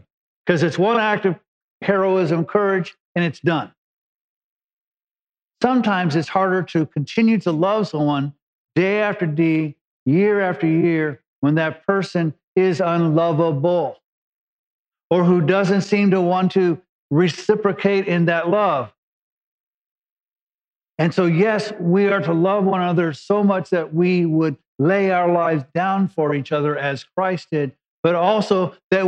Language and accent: English; Los Angeles, California, United States; I came from East LA and cruise meant you drove down Whittier Boulevard